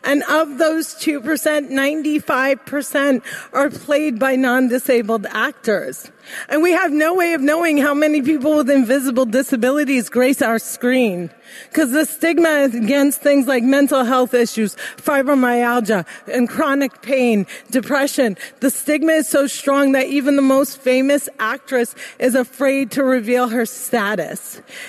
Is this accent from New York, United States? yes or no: no; New Jersey, United States; And I'd say, "I'm from Jersey." Growing up, my parents taught me to dream big, and like most Muslim girls growing up in America